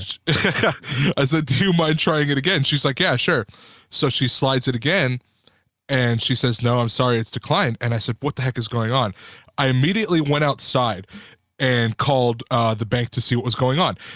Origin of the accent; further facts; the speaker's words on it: Whittier, California, United States; born and raised in Whittier, California